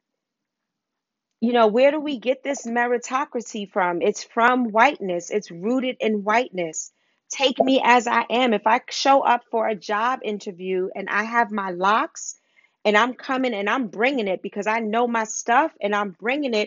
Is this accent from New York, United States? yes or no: yes; New York City, New York, United States; I grew up in Harlem